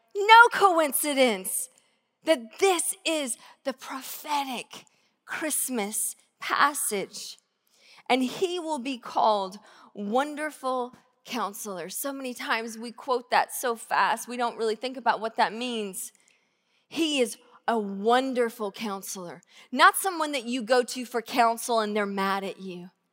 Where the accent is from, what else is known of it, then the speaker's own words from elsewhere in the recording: Georgia, United States; now in Tacoma, United States; I grew up in Georgia, in a really small town